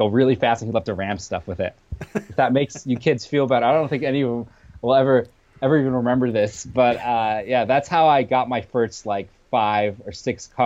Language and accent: English; United States; English is a second language; also born or lived in Armenia / Russia; Then came to America at about the age of 26. Or no, sorry, the age of six. And then for the last 21 years, I'm 27 today. I basically been raised here